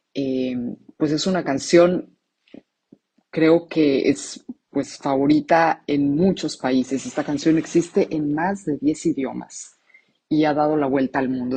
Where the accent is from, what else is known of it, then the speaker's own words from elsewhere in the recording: Mexico; now in Rome, Italy; soy mexicana, actualmente resido en Roma